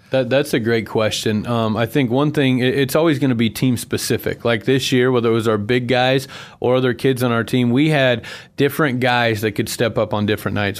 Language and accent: English; Buckeye, Arizona, United States; moved away as an adult; also born or lived in Salina, Kansas; now in Boise, United States; I'm originally from Buckeye, Arizona